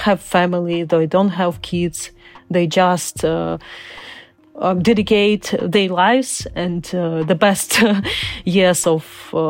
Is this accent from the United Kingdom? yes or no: no; Crimea, Ukraine; English is a second language; also born or lived in Uzbekistan; I was born in Soviet Union. I was born in Uzbekistan, and because people of my nation were terribly deported by Stalin, in order of Stalin, mm-hmm. and then we came back to Crimea.